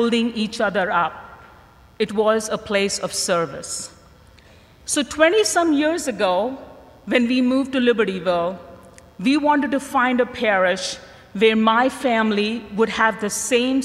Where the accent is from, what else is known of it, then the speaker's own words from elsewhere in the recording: India; I grew up in India in a very devout Catholic family